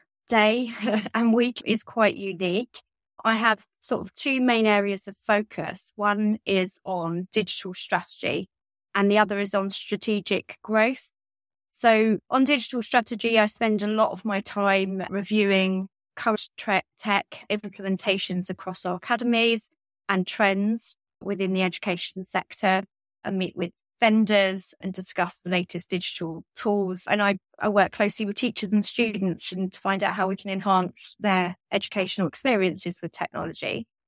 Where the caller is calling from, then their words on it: London, United Kingdom; So I'm calling in from London